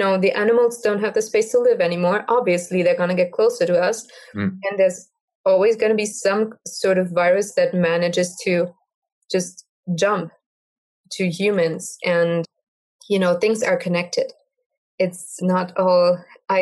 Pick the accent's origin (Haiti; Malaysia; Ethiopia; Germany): Germany; I am from Germany